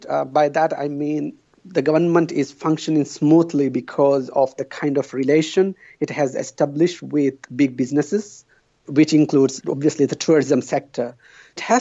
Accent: Maldives; moved away; I'm from the Maldives

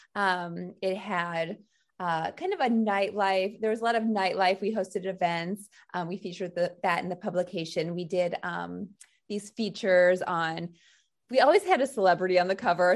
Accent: St. Louis, Missouri, United States; moved away as an adult; now in New York, United States; I'm from Saint Louis, Missouri

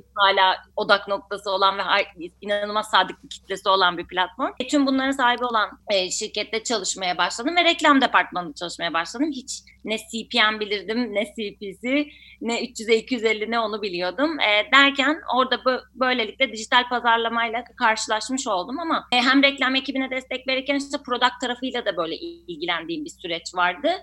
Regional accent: Ankara, Turkey; Tabii ki aslında Ankaralıyım

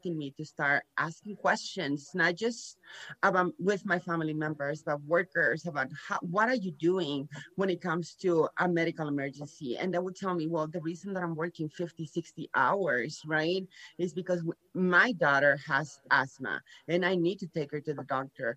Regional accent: Nuevo Laredo, Tamaulipas, Mexico; moved away; also born or lived in San Antonio, Texas; I was born here in Laredo, Texas, but I grew up in Nuevo Laredo, Mexico with Mexican parents.

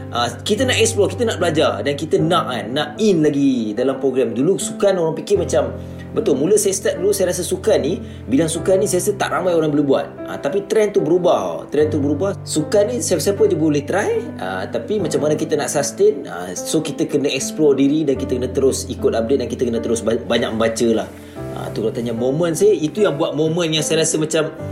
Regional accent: Kulim, Kedah, Malaysia; saya asal kulim Kedah

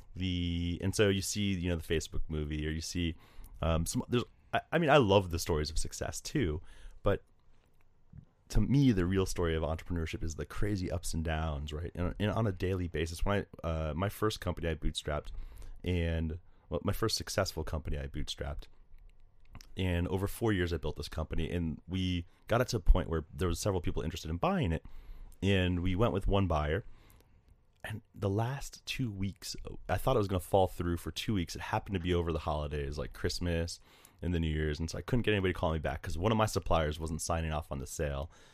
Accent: Delray Beach, Florida, United States; moved away; also born or lived in Wake Forest, North Carolina; I grew up in South Florida, just north of Miami in a town called Delray Beach

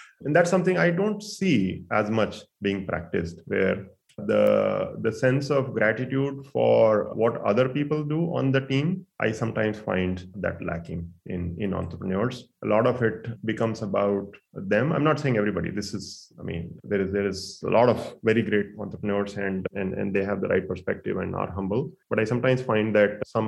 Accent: near Delhi, northern India, India; moved away as an adult; also born or lived in Bangalore, India / Arizona, United States; now in Silicon Valley, United States; I grew up in India. I went to school there. I even worked mostly north part of India, near and about Delhi.

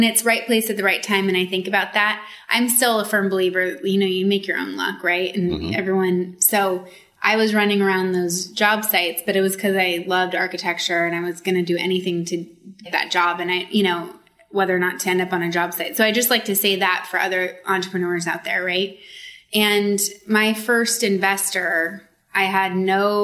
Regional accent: Sacramento, California, United States; I grew up in Sacramento in a rural area.

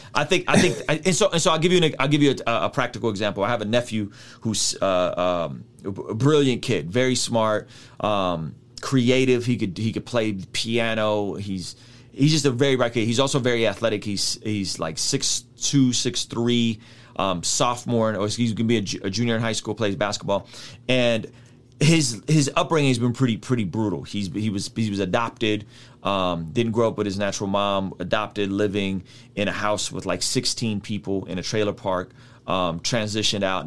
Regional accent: San Diego, California, United States; when I grew up in San Diego

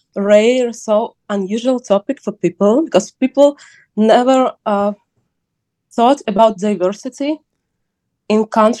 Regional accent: Kharkiv, Kharkiv Oblast, Ukraine; English is a second language; also born or lived in Odesa / Kyiv; now in Lviv, Ukraine; I'm from Kharkiv. I was born there, but I don't live in Kharkiv for many years. I lived in Odessa, then Kyiv, then I moved to Lviv.

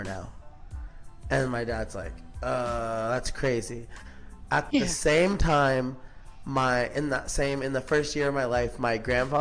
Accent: Palm Springs, California, United States; I'm from Palm Springs, California. Born and raised out here.

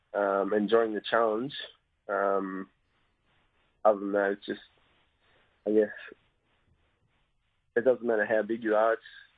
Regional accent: Australia; Yeah, I did. The club's not too keen on me doing it now, but yeah, I loved it growing up.

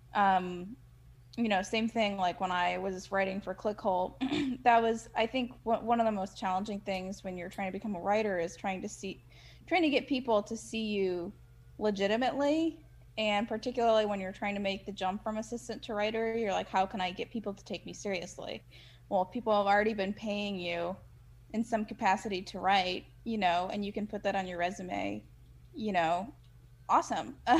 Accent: Midwest, United States; moved away; also born or lived in Chicago; I'm from the Midwest

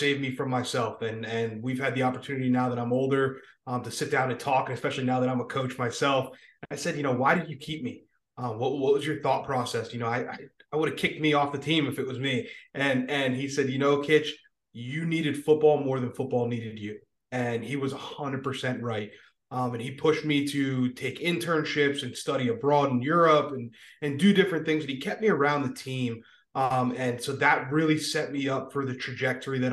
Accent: Tamaqua, Pennsylvania, United States; also born or lived in Harrisburg, Pennsylvania / Berwick, Pennsylvania; was raised in Tamaqua, Pennsylvania / Berwick, Pennsylvania.

